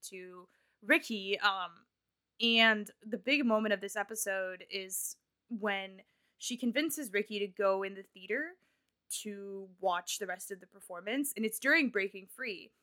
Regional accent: Nebraska, United States; I am from Nebraska

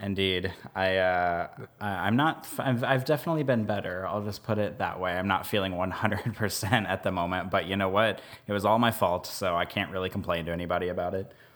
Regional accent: Kansas City, United States; also born or lived in Omaha, Nebraska; now in New Orleans, United States; I grew up outside of Kansas City, and then I, we lived in Omaha for about three years, and then now we're here

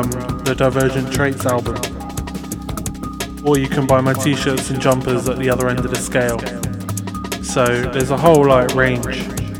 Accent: Luton, East of England, United Kingdom; accent: total mess; also born or lived in Sheffield / Berwick-upon-Tweed / Carlisle / Swindon; I'm actually from Luton. I was born in the Luton and Dunstable Hospital. But then I moved to Sheffield, near Sheffield. Then I moved to Berwick-upon-Tweed. And then I moved to Carlisle. And then I moved to Swindon.

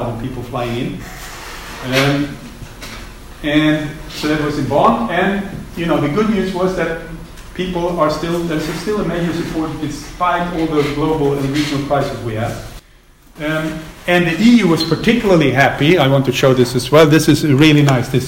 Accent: Sweden; moved away; I'm from Sweden originally

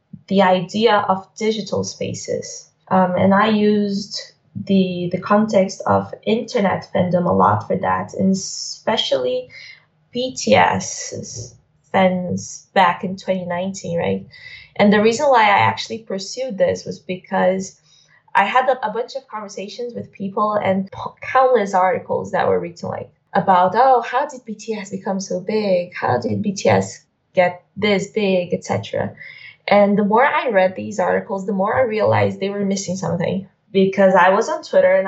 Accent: Brazil; I am from Brazil.

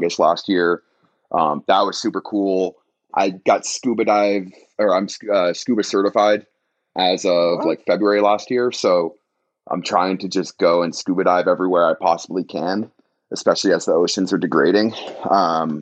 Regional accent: Syracuse, New York, United States; moved away as an adult; also born or lived in China; now in New York City, United States; Grew up in Syracuse and moved to the city after I came back from China in, 2016

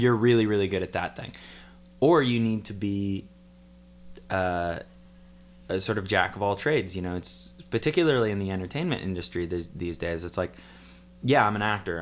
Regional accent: Port Townsend, Washington, United States; moved away; my hometown, Port Townsend

